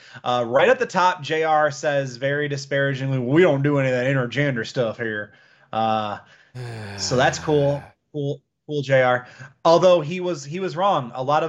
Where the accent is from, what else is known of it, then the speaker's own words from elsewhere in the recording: Detroit, Michigan, United States; moved away; also born or lived in Georgia; I'm from Detroit